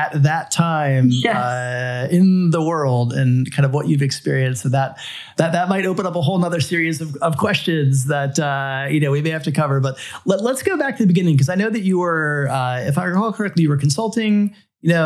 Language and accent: English; South Florida, United States; as a boy growing up in South Florida